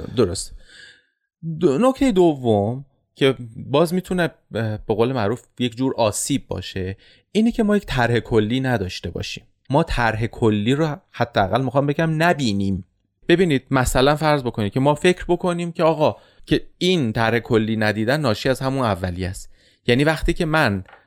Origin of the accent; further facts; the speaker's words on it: Iran; به عنوان یک ایرانی